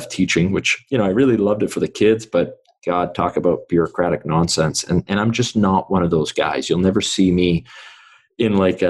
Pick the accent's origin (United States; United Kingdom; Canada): Canada; Vancouver, British Columbia; born in Vancouver. So I grew up in East Vancouver.